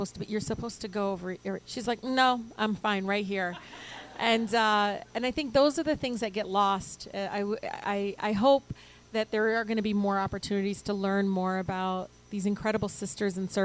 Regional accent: Detroit, Michigan, United States; first language Arabic; English is a second language; I was born and raised in Detroit

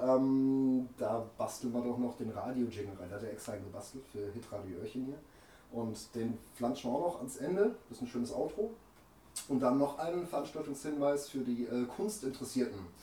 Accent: Offenburg, Baden-Württemberg, Germany; komme aus Offenburg, Aha. lebe hier seit der Geburt

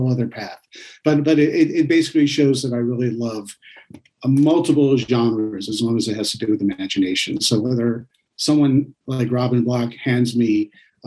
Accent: East Coast, New York, United States; I grew up on the East Coast in New York

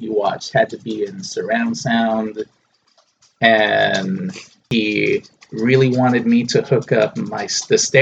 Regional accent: Texas, United States; the little 4-screen theater in my hometown

